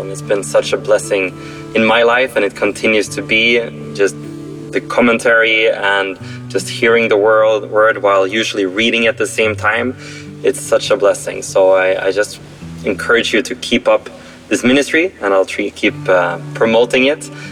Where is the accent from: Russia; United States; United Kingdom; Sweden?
Sweden; moved away; I'm from Sweden, but right now in Dubai